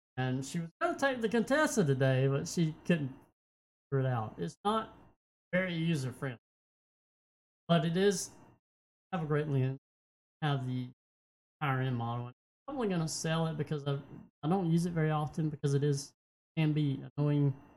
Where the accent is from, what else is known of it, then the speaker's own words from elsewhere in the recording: United States; I love my country. I am an American